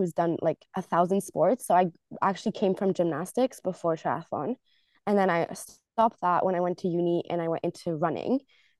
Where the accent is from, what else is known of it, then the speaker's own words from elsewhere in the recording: United States; born there; I was born in the States, so my dad was actually going to uni there. So I was born in the States and then we moved around with my family quite a lot for my dad's job.